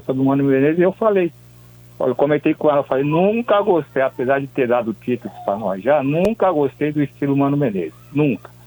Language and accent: Portuguese; São Paulo, Brazil; onde eu nasci, fui criado fui criado até os 25 anos, aí na, na Vila Mariana